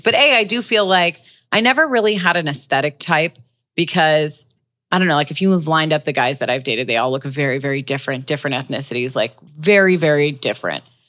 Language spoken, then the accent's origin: English; Los Angeles, California, United States; LA natives. I'm definitely like